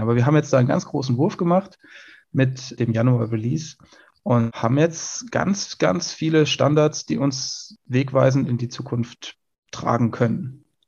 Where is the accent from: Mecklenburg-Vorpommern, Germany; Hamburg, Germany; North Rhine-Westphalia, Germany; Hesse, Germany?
Hesse, Germany; Hessian Bergstraße, south of Frankfurt; meiner Heimat südlich von Frankfurt an der hessischen Bergstraße